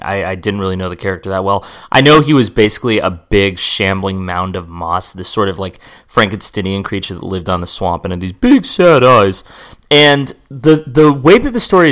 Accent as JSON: {"language": "English", "region": "West Coast Californian", "country": "United States", "said": "I'm a like West Coast Californian"}